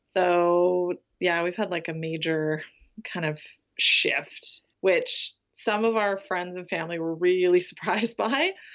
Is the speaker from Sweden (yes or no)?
no; Vancouver, British Columbia, Canada; moved away as an adult; also born or lived in Isle of Man; I grew up in Vancouver